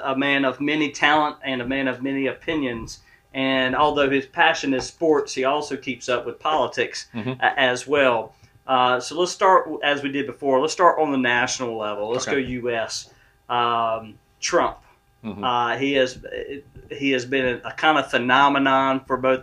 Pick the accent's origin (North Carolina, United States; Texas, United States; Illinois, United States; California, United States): North Carolina, United States; Kinston; I've been involved civically in my hometown, Kinston, North Carolina